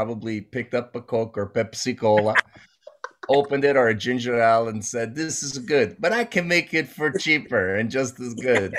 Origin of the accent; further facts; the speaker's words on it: Toronto, Ontario, Canada; I grew up in the Jane and Wilson area near the Sheridan Mall. Went to Downsview High School, secondary school.